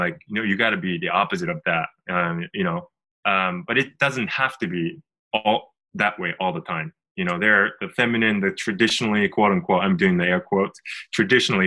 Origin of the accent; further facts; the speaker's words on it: Japan; I'm originally from Japan, and we actually live in Tokyo.